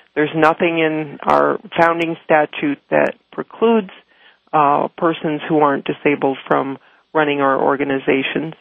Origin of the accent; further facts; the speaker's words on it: Chicago, Illinois, United States; my hometown of Chicago